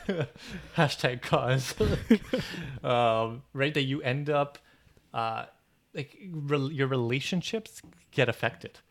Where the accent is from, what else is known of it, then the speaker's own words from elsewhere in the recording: Toronto, Ontario, Canada; We're from Toronto.